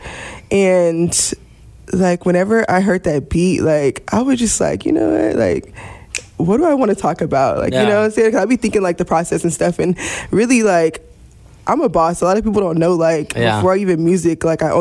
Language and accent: English; Corpus Christi, Texas, United States; moved away as an adult; also born or lived in Houston, Texas; I'm from Corpus